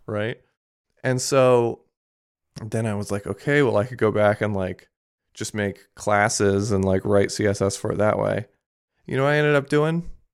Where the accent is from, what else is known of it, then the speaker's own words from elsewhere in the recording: Japan; moved away; I grew up in Japan